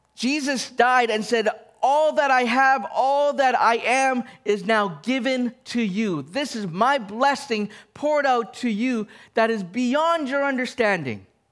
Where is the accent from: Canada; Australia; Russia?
Canada; I'm Canadian. I am Chinese